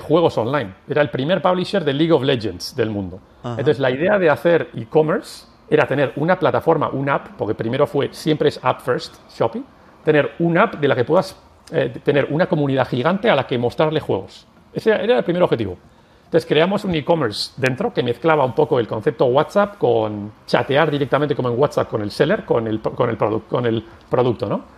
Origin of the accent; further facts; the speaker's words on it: San Sebastián, Basque Country, Spain; moved away as an adult; also born or lived in Sweden / Brussels; Yo soy de Donostia, de San Sebastián.